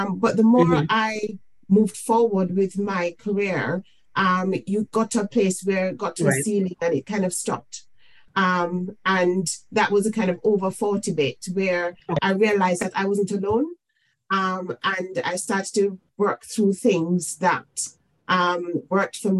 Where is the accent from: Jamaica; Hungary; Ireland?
Jamaica; now in United Kingdom; I am from the Caribbean. I'm from Jamaica. I came mm-hmm. into the United Kingdom